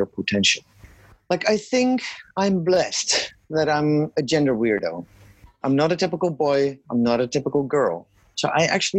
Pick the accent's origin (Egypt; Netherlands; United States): Netherlands; moved away as an adult; also born or lived in Kenya / Afghanistan; I was born and raised in the Netherlands